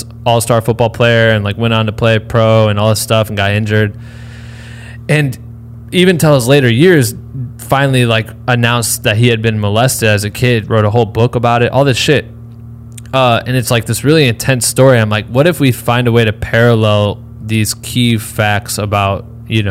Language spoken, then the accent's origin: English; Iowa, United States; I'm from Iowa